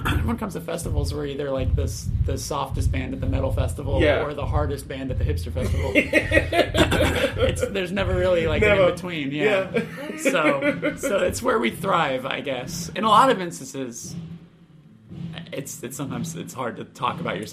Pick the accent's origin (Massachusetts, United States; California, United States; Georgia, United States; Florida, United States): California, United States; Burbank; also born or lived in Glendale, California; I grew up in Burbank, California, which is L.A.